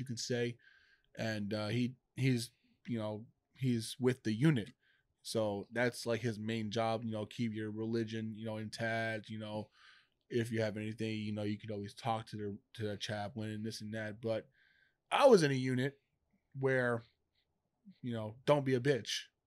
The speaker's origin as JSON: {"language": "English", "region": "New York", "country": "United States", "moved": "as an adult", "said": "I'm from New York."}